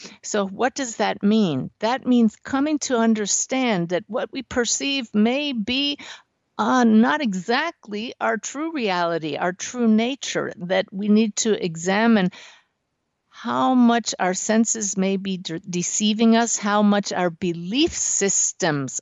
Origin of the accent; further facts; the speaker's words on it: Pennsylvania, United States; moved away; From Pennsylvania, my home state